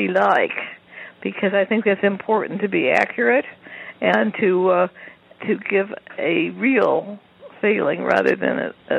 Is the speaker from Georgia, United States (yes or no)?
no; California, United States; I grew up in California, so I knew quite a bit about it